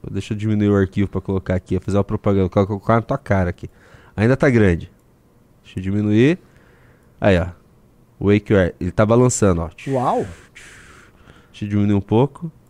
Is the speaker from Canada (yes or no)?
no; Paraná, Brazil; Eu sou do Paraná, com certeza serei muito menos impactado pelo prefeito de São Paulo.